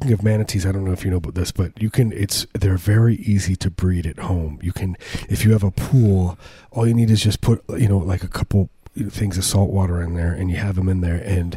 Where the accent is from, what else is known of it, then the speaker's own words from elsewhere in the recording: Illinois, United States; I was there in Illinois in 1988 when it happened